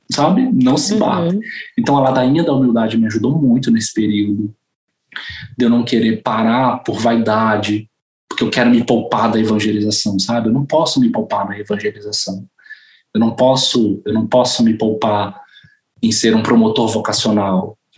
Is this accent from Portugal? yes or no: no; Bolivia; porque eu sou boliviana